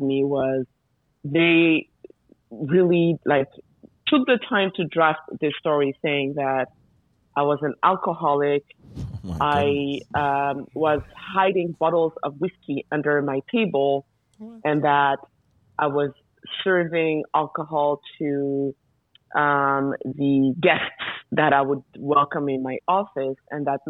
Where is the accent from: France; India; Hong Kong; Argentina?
France; moved away as an adult; now in Mali; I was born in France by Malian parents